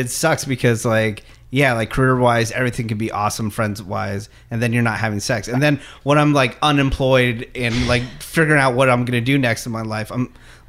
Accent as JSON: {"language": "English", "town": "San Francisco", "region": "California", "country": "United States", "said": "we're originally from San Francisco"}